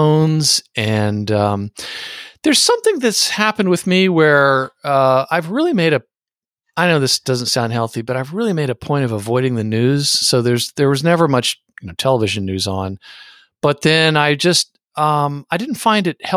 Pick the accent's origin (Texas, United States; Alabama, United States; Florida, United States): Texas, United States; San Antonio; growing up in San Antonio